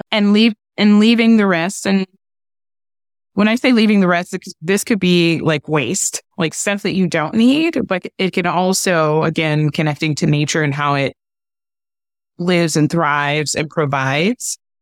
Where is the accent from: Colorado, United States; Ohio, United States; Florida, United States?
Ohio, United States; Cleveland; I was in foster care with one of my older siblings growing up in Cleveland, Ohio